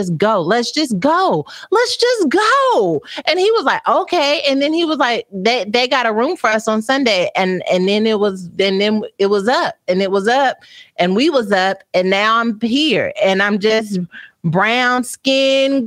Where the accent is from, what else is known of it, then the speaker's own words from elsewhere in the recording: Texas, United States; I'm from Texas